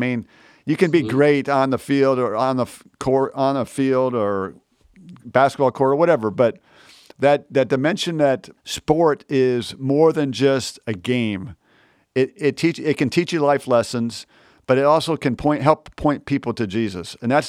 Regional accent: Michigan, United States; I grew up in Michigan, so I'm a Michigan guy

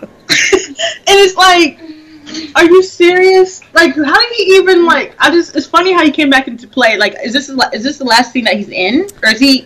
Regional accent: Washington, United States; I'm born and raised in Washington State

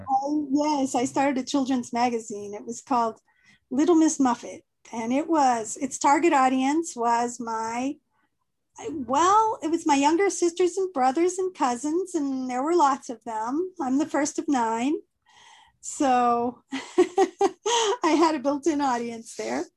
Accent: south of St. Louis, Missouri, United States; moved away as an adult; also born or lived in Columbia, Missouri; now in Guadalajara, Mexico; I grew up in Missouri, more on the St. Louis side, south of St. Louis in the countryside

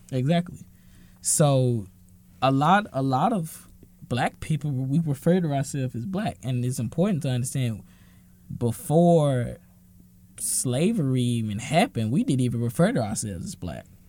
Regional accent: Dallas, Texas, United States; I'm from Dallas.

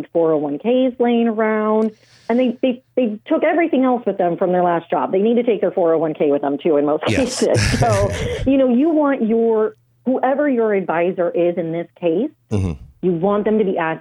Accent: Southern California, United States; I'm from Southern California.

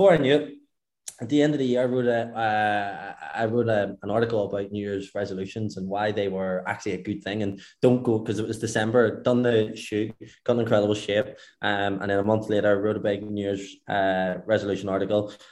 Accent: Belfast, Northern Ireland, United Kingdom; moved away as an adult; now in Dubai, United Arab Emirates; I'm from Northern Ireland, I'm from Belfast, so I am

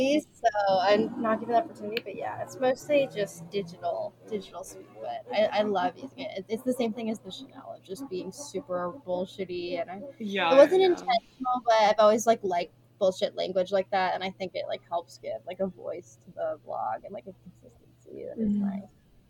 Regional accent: West Coast, United States; now in East Coast, United States; Well, I grew up on the West Coast, but my family is from the East Coast

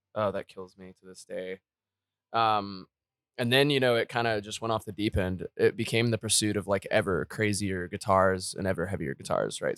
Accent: Texas, United States; I am basically from the greater Texas area, born and raised pretty much, been in Austin the last thirteen years

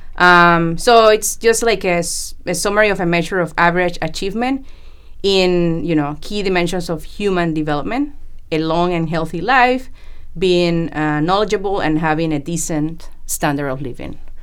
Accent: Panama; moved away as an adult; also born or lived in Colombia / United States; now in Vancouver, Canada; I was born in Colombia, South America, and grew up in Panama

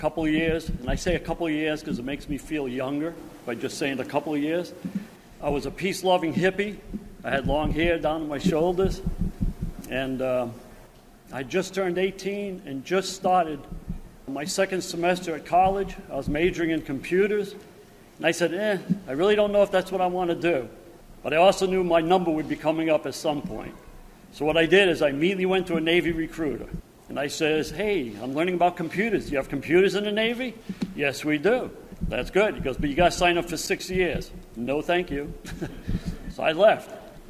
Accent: Canada; Well, I'm from Canada. So I said, well, I'm fluent in French. I can read it, write it.

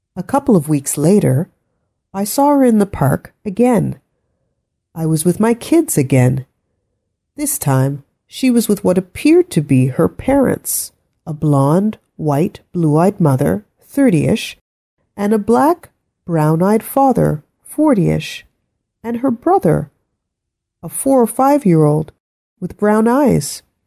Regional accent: Ottawa, Ontario, Canada; We are actually all born here, I said. We're from Ottawa

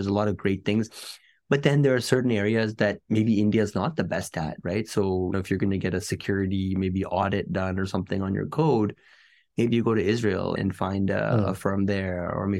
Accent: Canada; Like just growing up in Canada, for example, there's a lot of things that I think kids take for granted.

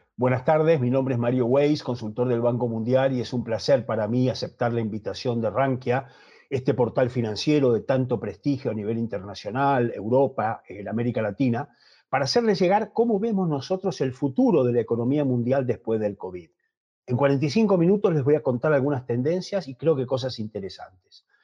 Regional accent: Argentina; accent: Argentine; moved away; also born or lived in United States / Spain; por mi acento que soy de origen argentino, aunque llevo muchos años en Estados Unidos y en España, me fui muy jovencito

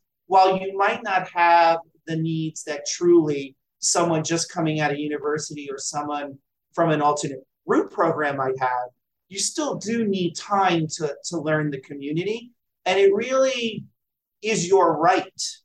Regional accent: New Jersey, United States; my home state of New Jersey

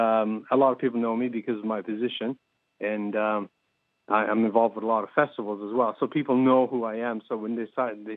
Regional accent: Wedgeport, Nova Scotia, Canada; now in Digby, Canada; I'm originally from Wedgeport in Yarmouth County

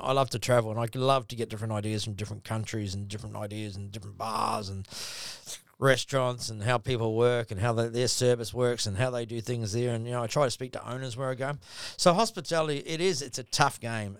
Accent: New Zealand; now in Gold Coast, Australia; I'm a Kiwi

